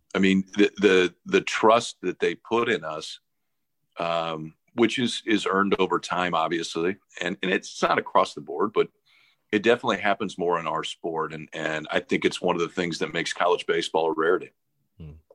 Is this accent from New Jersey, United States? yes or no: no; Omaha, Nebraska, United States; moved away; also born or lived in Stanford; I grew up in Omaha